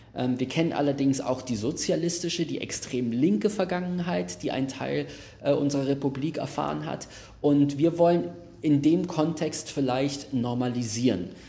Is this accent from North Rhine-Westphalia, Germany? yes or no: no; Berlin, Germany; ich wohne in Berlin, ich bin in Berlin aufgewachsen, Max, wir beide sind in Neukölln aufgewachsen